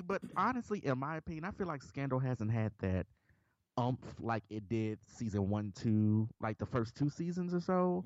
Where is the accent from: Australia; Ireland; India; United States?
United States; Memphis, Tennessee; I'm, I'm from Memphis